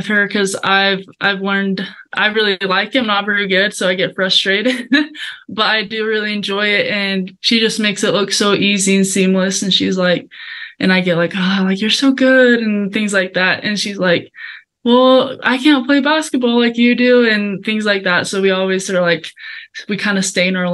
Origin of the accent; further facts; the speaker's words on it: Colombia; now in United States; I was able to go back to Columbia, which I'm originally from there. So it was a very sweet moment to be in my home country